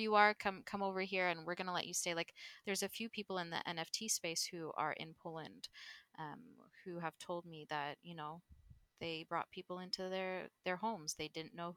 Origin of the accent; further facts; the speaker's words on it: Guelph, Ontario, Canada; also born or lived in Rome, Italy; now in Toronto, Canada; most of my life, I grew up in a little city called Guelph, which is probably about an hour and a half west of Toronto